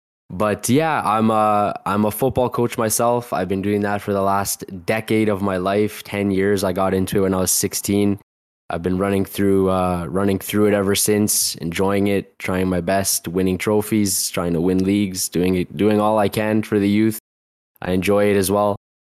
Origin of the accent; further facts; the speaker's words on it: Toronto, Ontario, Canada; also born or lived in Northern Cyprus; I'm from Toronto, Canada. I'm 26 years old.